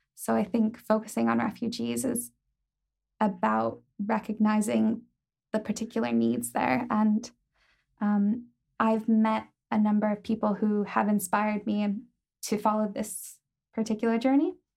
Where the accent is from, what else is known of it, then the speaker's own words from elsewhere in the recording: Ohio, United States; moved away as an adult; now in Belfast, United Kingdom; I'm from Ohio